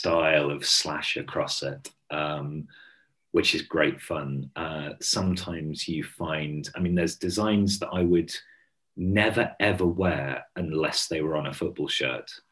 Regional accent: Hampshire, South East England, United Kingdom; moved away; I'm from Hampshire originally, and back there now, actually.

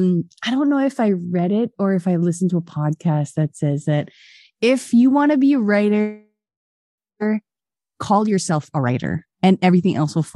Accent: Philippines; moved away as an adult; Aside from me bragging the Philippines, obviously that's my home country.

